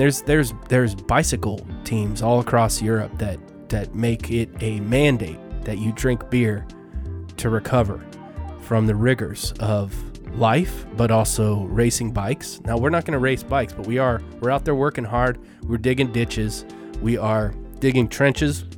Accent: Colorado, United States; now I'm from Colorado

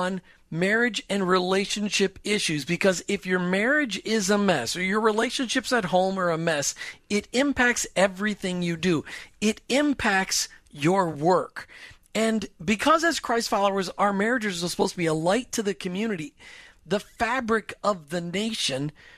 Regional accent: Minnesota, United States; I grew up in Minnesota

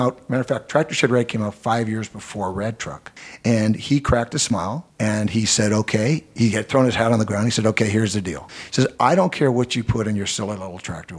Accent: Alameda, California, United States; now in Oakland, United States; I'm born essentially growing up in Alameda

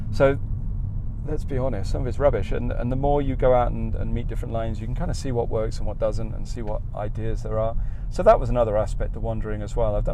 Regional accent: Australia; accent: Australian; moved away; as soon as I chat eh, with someone and they hear my accent in this country, they know I'm from Australia, so I can't hide that.

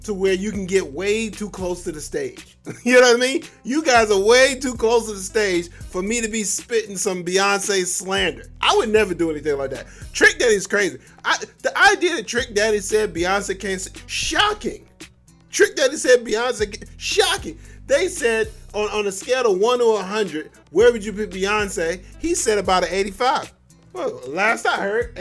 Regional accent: Florida, United States; I grew up in Florida. I've been around Florida. I live in Florida now

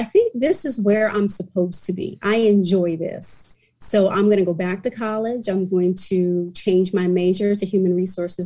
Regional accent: New York City, New York, United States; moved away as an adult; I was born and raised in New York City, and I am a diehard New Yorker

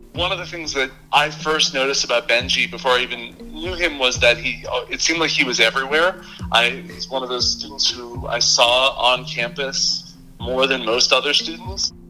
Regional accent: Hong Kong; moved away; also born or lived in New York; I grew up in Hong Kong. And when I had moved there in 05

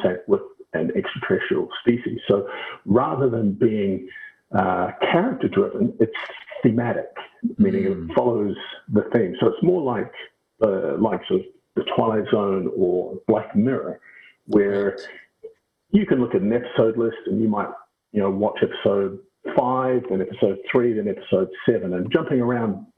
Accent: Auckland, New Zealand; also born or lived in United States / United Kingdom / Scotland; now in Brisbane, Australia; I was born and raised in Auckland, New Zealand, now living in Brisbane, Australia.

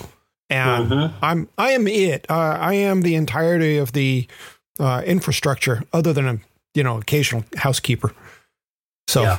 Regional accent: Memphis, Tennessee, United States; moved away; Having grown up in Memphis

